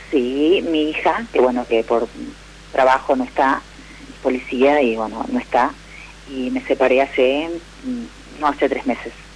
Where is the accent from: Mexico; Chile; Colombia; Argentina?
Argentina; San Pedro; somos de San Pedro las dos